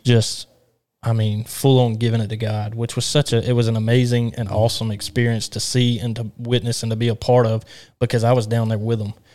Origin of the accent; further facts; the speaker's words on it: Alabama, United States; I'm from Alabama